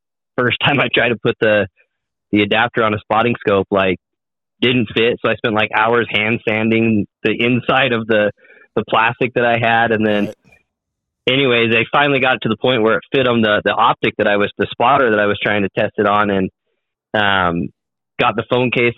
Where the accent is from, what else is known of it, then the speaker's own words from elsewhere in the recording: Southeast Idaho, United States; I'm from Southeast Idaho